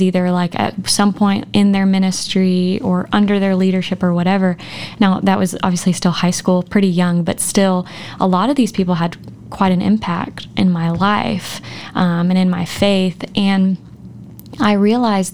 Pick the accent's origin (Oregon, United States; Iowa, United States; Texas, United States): Texas, United States; moved away as an adult; now in Arkansas, United States; I didn't move here till we got married post-college. I came to Arkansas to go to OBU, but I'm from Texas